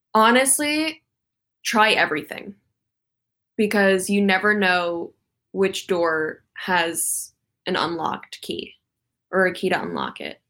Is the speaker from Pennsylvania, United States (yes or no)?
no; Calabasas, California, United States; where I grew up in Calabasas